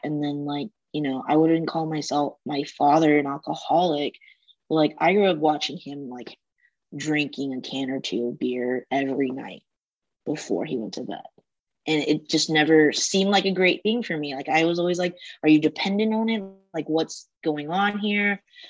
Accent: United States; compared to me growing up in the States.

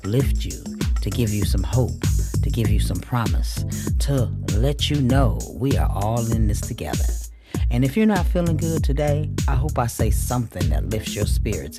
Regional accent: Michigan, United States; I'm from Michigan

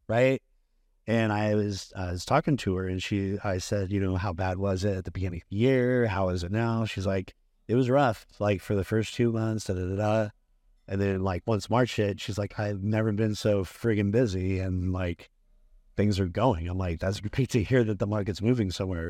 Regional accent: Bakersfield, California, United States; moved away as an adult; also born or lived in Arizona; I was, uh, originally r, grew up, born and raised in Bakersfield, California

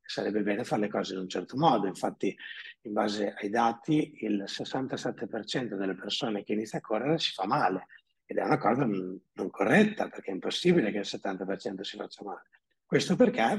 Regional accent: Emilia-Romagna, Italy; also born or lived in Predappio; abito a Predappe, sono romagnolo

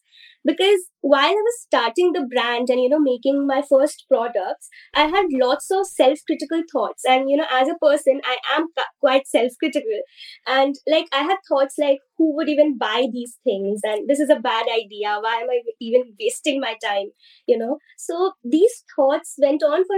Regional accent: India; I'm from India, and in the Indian society

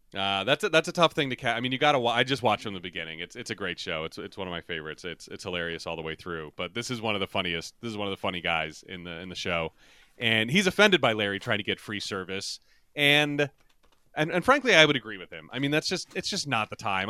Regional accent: Ireland; as an Irish person

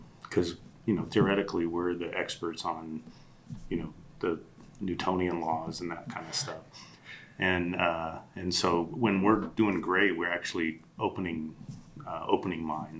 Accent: Colorado Springs, Colorado, United States; I grew up in Colorado Springs in Black Forest.

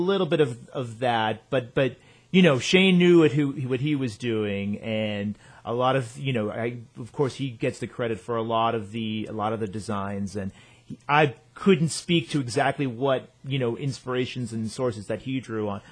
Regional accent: outside Boston, Massachusetts, United States; moved away as an adult; also born or lived in Syracuse, New York; I grew up outside Boston

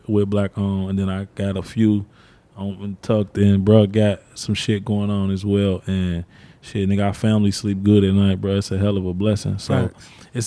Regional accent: Cincinnati, Ohio, United States; I'm from the West Side. I'm from English Woods

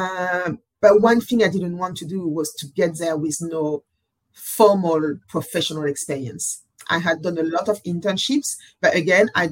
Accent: Paris, Île-de-France, France; moved away as an adult; also born or lived in Burkina Faso; now in New York, United States; I was born in Paris and I grew up in France, and where I gained most of my education

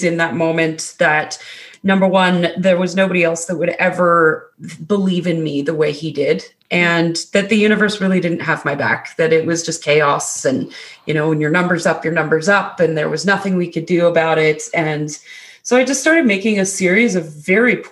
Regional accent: Alberta, Canada; moved away as an adult; now in British Columbia, Canada; I'm actually in Canada. It was Alberta, Canada.

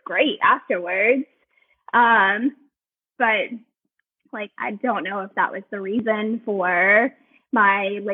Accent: Baton Rouge, Louisiana, United States; moved away as an adult; also born or lived in New Orleans; now in California, United States; Originally from Baton Rouge, and I lived in New Orleans

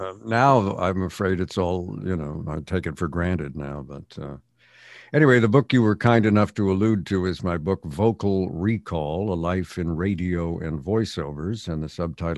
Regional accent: Montreal, Quebec, Canada; also born or lived in England; now in United States; Yeah, well, I was born in England, and but we left when I was two, so I have no conscious memory of England at all. Mm-hmm. And we ended up in Montreal, Canada, where I spent my formative years.

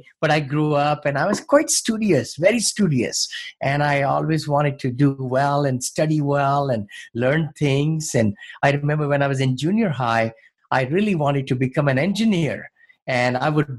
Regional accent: New Delhi, Delhi, India; moved away as an adult; also born or lived in Ohio / California; now in San Francisco area, United States; when I grew up in New Delhi

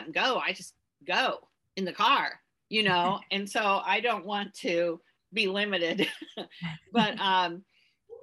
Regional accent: West Central Illinois, United States; I lived in the country, though. I grew up in West Central Illinois.

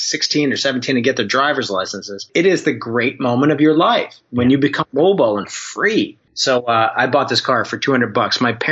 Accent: New Jersey, United States; I lived at the time and I grew up in New Jersey

